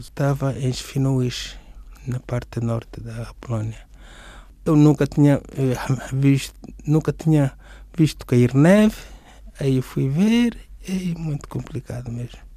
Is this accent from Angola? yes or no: yes; Benguela, Angola; moved away as an adult; now in Portugal; nasci em Benguela. Eu cheguei aqui em Portugal no ano 2000